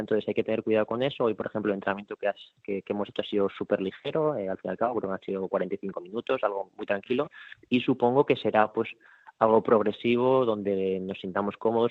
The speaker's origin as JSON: {"language": "Spanish", "town": "Madrid", "region": "Community of Madrid", "country": "Spain", "moved": "as an adult", "lives_now": "Porto, Portugal", "said": "nosotros somos de Madrid"}